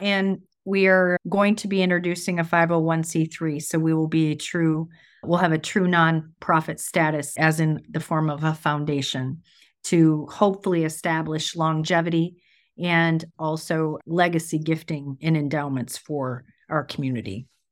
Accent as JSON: {"language": "English", "town": "Grand Blanc", "region": "Michigan", "country": "United States", "tie": "born or raised there", "also_born_or_lived": "Davison"}